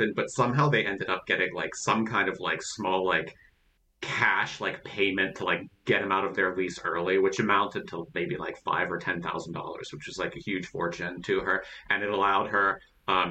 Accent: Pittsburgh, Pennsylvania, United States; also born or lived in Greensburg, Pennsylvania / Uniontown, Pennsylvania; when I was growing up in Western Pennsylvania, like in Pittsburgh and then in Greensburg in Westmoreland County and then in Uniontown in Fayette County

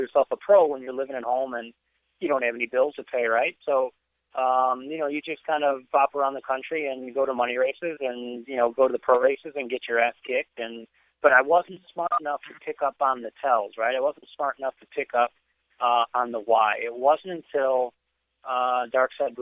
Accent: Northern Illinois, United States; moved away; I'm originally from Northern Illinois, and so I grew up in the era

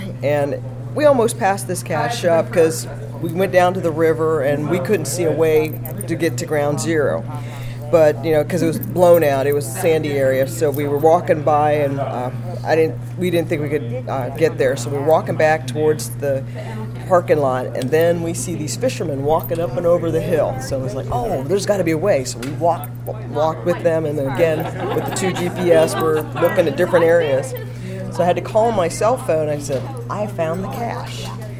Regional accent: Laurel, Maryland, United States; We're the Cyber Kids. We're from Laurel, Maryland.

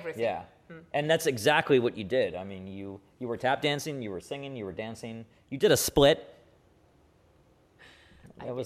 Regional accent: New Jersey, United States; also born or lived in New York; now in Los Angeles, United States; I'm a New Yorker, originally. Actually, I'm Jersey originally, which is even worse

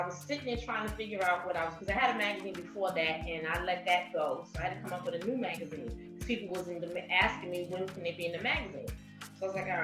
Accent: New York City, New York, United States; Born and raised in Queens.

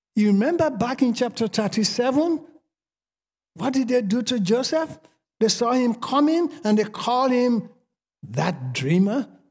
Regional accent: Sierra Leone; accent: Sierra Leone; moved away as an adult; now in United States; I spent forty-seven years in Sierra Leone speaking my Sierra Leone accent. I'm not gonna change after forty-seven years.

